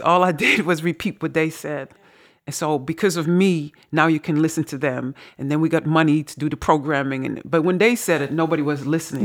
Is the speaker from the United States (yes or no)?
no; Netherlands; accent: Dutch; now in Suriname; my dutch accent